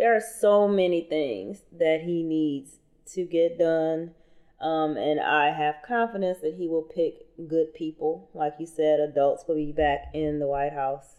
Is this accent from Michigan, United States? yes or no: yes; Michigan, United States; Michigan, my home state